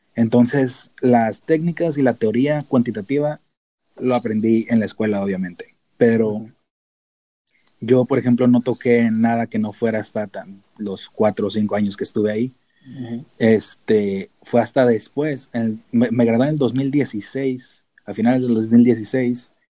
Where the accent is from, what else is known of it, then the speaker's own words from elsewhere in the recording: Tijuana, Baja California, Mexico; moved away as an adult; also born or lived in San Diego / Davis; pues yo nací en San Diego, entonces soy americano técnicamente, legalmente. Si me preguntan los de inmigración, soy americano. Pero crecí en Tijuana, entonces soy mexicano de a de veras